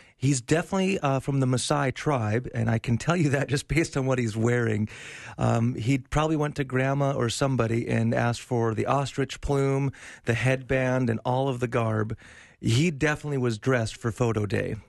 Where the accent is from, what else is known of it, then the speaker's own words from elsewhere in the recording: North Dakota, United States; I grew up in North Dakota.